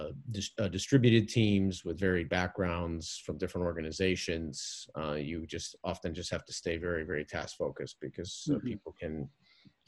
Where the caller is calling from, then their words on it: Northern New Jersey, United States; I'm calling from Northern New Jersey